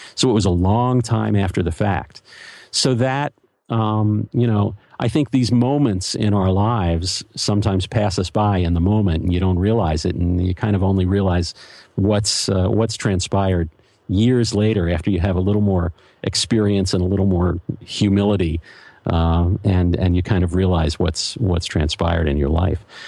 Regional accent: Philadelphia, Pennsylvania, United States; also born or lived in New York; now in Los Angeles, United States; I grew up in Philadelphia

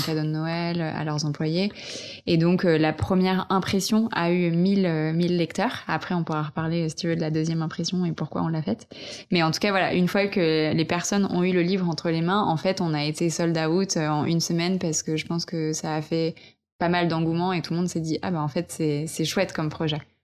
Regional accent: Vercors, Auvergne-Rhône-Alpes, France; now in Paris, France; j'ai grandi en montagne, dans le Vercors

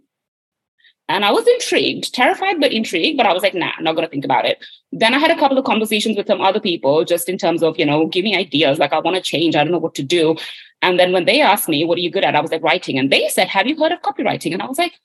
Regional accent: India; moved away as an adult; now in London, United Kingdom; I was born and raised in India

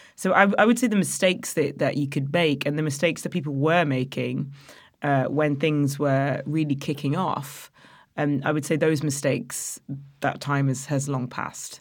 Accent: Nottingham, East Midlands, United Kingdom; moved away; also born or lived in Loughborough; I'm from Nottingham originally.

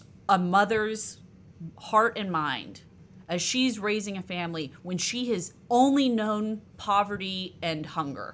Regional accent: the South, United States; now in Ohio, United States; I grew up in the South

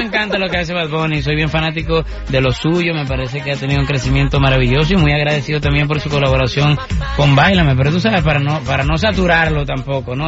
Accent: Venezuela; moved away; nací en Venezuela, adoro mi tierra

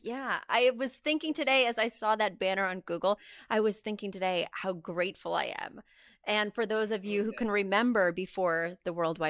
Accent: Midwest, United States; Because I grew up in the Midwest and we get everything a little later out there.

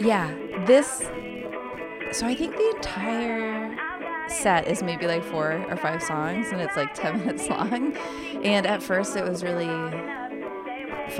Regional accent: Providence, Rhode Island, United States; moved away; I'm from Providence

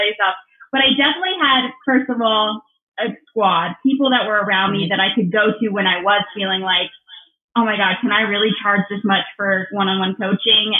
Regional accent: Southern California, United States; I'm from Southern California, born and raised in Southern California

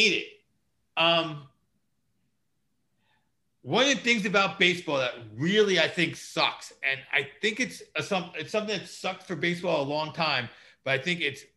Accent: United States; me being an American

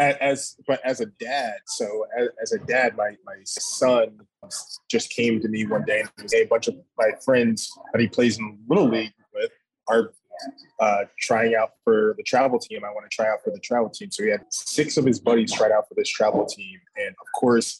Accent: Newport, Rhode Island, United States; I'm from Newport, Rhode Island. It is as small as they say. And so that probably led to some of the kind of ease in being able to ride my bike to the playground down the street

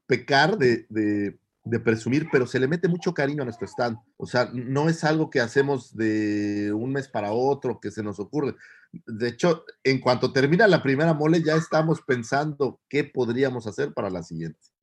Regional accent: Naucalpan, State of Mexico, Mexico; Soy un chilango, como buen chilango

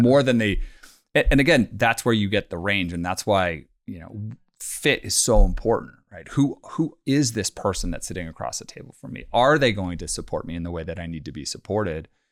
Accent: Bay Area, California, United States; also born or lived in London; growing up in the Bay Area

